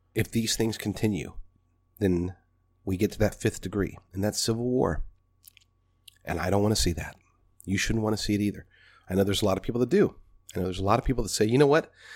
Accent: United States; American people, American patriots

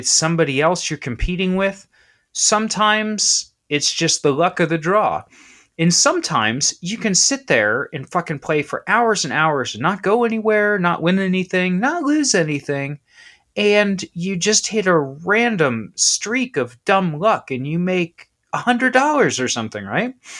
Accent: Southwestern Ohio, United States; I grew up in Ohio, I'm from Ohio, I'm actually from South, uh, Southwestern Ohio

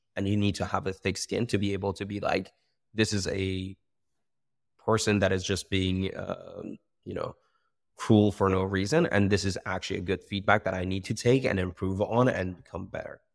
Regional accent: Iran; moved away as an adult; now in United Kingdom; I come from Iran. I was born and raised there

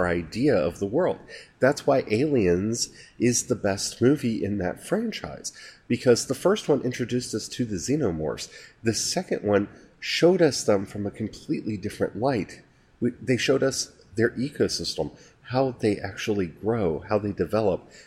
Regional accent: United States; as an American

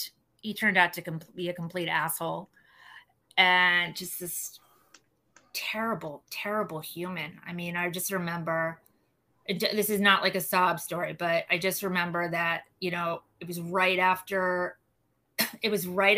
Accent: New York City, New York, United States; moved away; I'm from New York, like everyone's Jewish

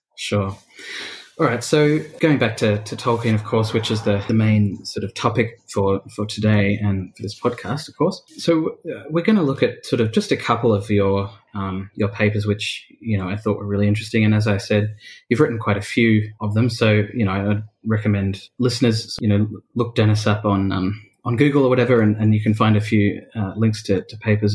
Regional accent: Australia; being an Australian

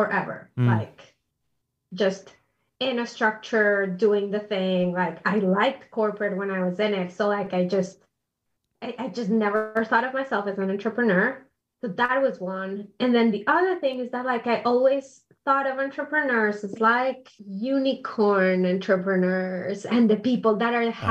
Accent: Bogotá, Colombia; moved away as an adult; also born or lived in New York City, United States; now in Indianapolis, United States; I'm originally from Colombia, born and raised in Bogota.

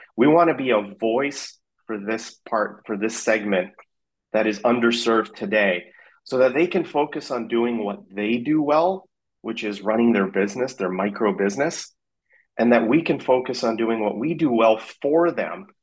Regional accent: Vancouver, British Columbia, Canada; moved away as an adult; also born or lived in South Africa / Afghanistan / Singapore / Dubai; now in San Francisco, United States; I grew up in Vancouver

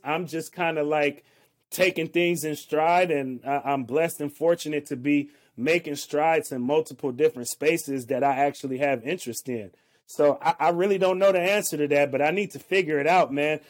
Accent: the Bay Area, California, United States; now in Portland, United States; I'm from the Bay Area

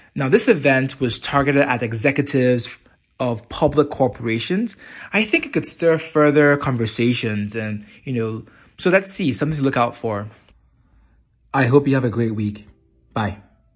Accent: Nigeria; Nigeria, my home country

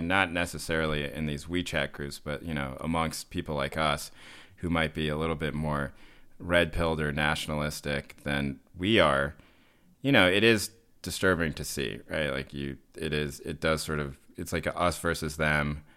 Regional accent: the South, United States; moved away; also born or lived in Boston; growing up in the South

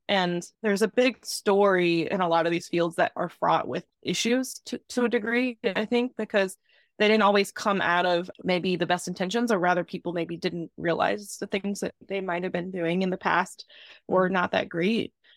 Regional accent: Southern Virginia, United States; accent: Southern; moved away as an adult; I grew up in the South, Southern Virginia in a small town

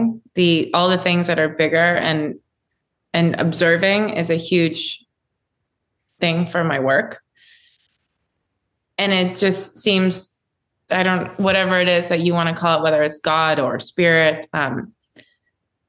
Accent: Florida, United States; growing up in Florida

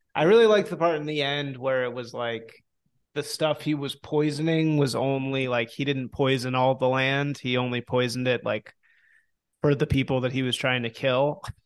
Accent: Chicago, Illinois, United States; moved away as an adult; also born or lived in New Orleans; I grew up in Chicago

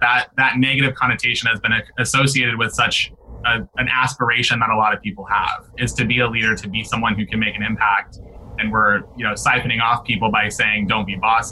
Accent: Omaha, Nebraska, United States; we grew up in Omaha, Nebraska

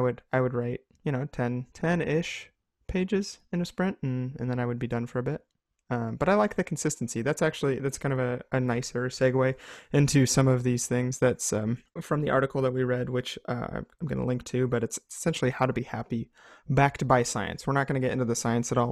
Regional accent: United States; as an American people, um, we have grown up

